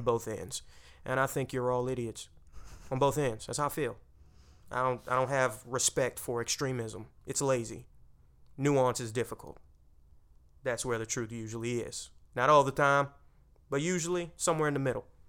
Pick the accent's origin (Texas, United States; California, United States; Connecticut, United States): Texas, United States; I'm from Texas